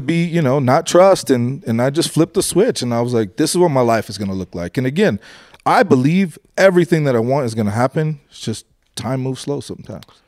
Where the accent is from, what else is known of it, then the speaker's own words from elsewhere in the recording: Colorado, United States; I'm from Colorado.